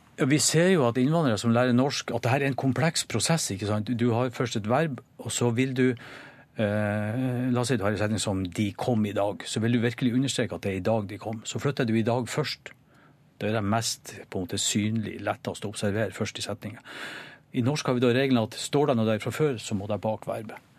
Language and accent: Norwegian; Norway; som nordmann